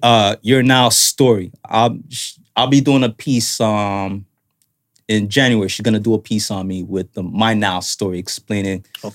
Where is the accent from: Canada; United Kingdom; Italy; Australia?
Canada; from just being in Canada as a Canadian.